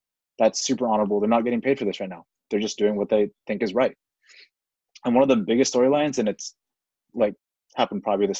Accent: Napa, California, United States; I grew up in Napa, California, a predominantly white area of California, the United States.

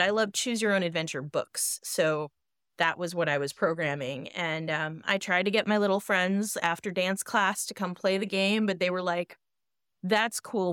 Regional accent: Boston, Massachusetts, United States; I grew up in Boston

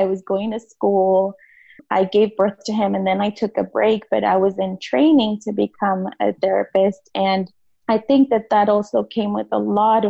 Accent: United States; growing up in the United States for most of my life here, I was undocumented.

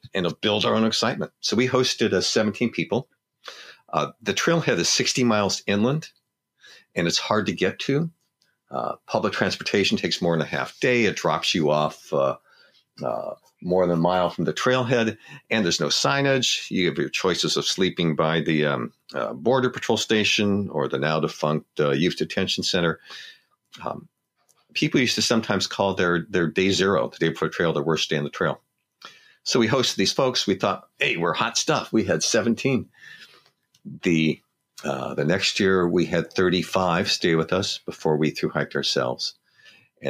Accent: Los Angeles, California, United States; growing up in Los Angeles.

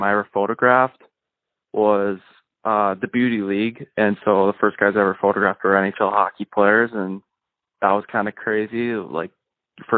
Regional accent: Sartell, Minnesota, United States; also born or lived in St. Cloud, Minnesota; Originally I'm from Sartell, Minnesota. I played hockey there until eighth grade.

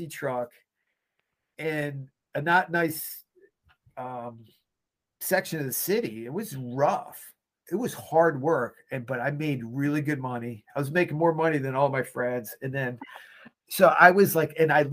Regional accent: Laurel, Maryland, United States; I grew up in Laurel, Maryland

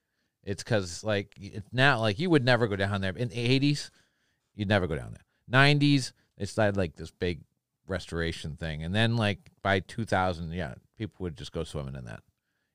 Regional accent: Quincy, Massachusetts, United States; That's my hometown.

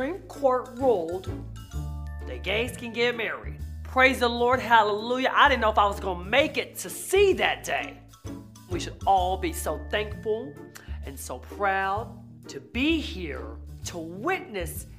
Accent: Texas, United States; I'm from Texas

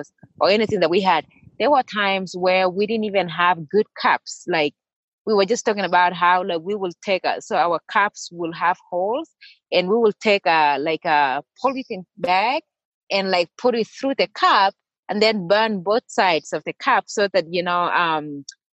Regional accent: Kenya; moved away as an adult; also born or lived in Iowa / Kansas / New Mexico; now in Flagstaff, United States; I grew up in Kenya and running was a way of life

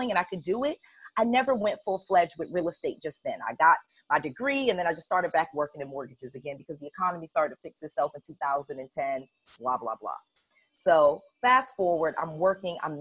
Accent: Connecticut, United States; moved away as an adult; also born or lived in Atlanta / Harrisburg, Pennsylvania; I'm born and raised in Connecticut. My parents are of Jamaican descent, so I always feel like I grew up as an immigrant

